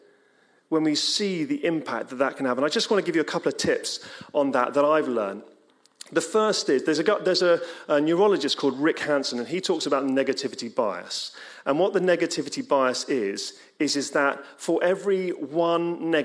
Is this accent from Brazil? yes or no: no; England, United Kingdom; We're English